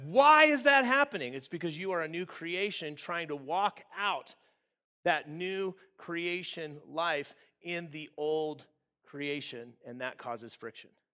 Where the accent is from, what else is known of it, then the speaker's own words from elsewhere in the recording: Southern California, United States; I grew up in Southern California, uh, in the desert area